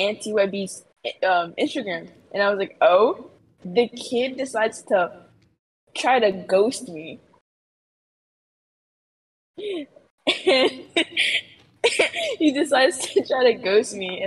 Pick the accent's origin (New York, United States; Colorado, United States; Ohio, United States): New York, United States; I'm a New Yorker.